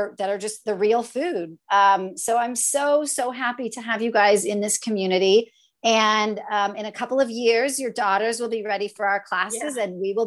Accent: Santa Maria, California, United States; I grew up in Santa Maria, just up the road

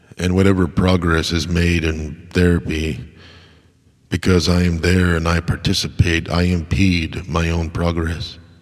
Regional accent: United States; as an American

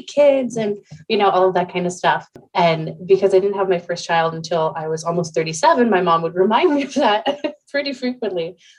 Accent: Central Pennsylvania, United States; I'm from Central Pennsylvania

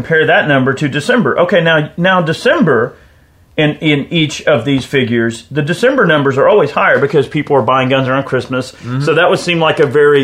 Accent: United States; proud to be an American

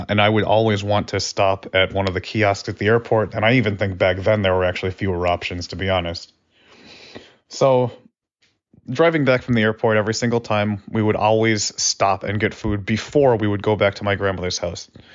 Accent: Buffalo, New York, United States; I grew up in Buffalo, New York

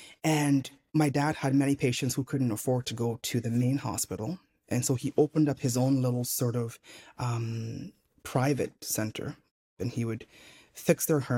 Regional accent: Nigeria; also born or lived in Montreal, Canada; So even though I was born in Montreal, I spent my childhood in Nigeria.

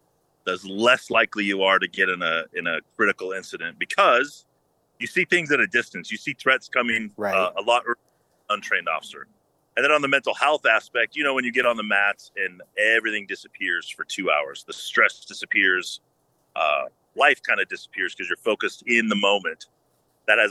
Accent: North Idaho, United States; I'm from North Idaho.

